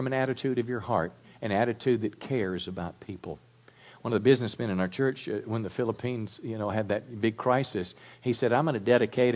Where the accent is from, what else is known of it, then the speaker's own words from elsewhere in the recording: Mississippi, United States; I was raised in Mississippi on a little farm